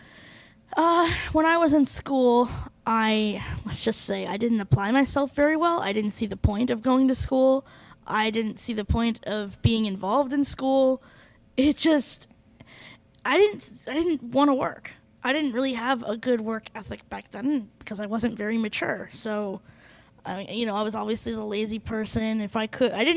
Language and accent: English; Phoenix, Arizona, United States; also born or lived in Minnesota / California / Costa Rica; I was born in Minnesota, but I grew up in Phoenix, Arizona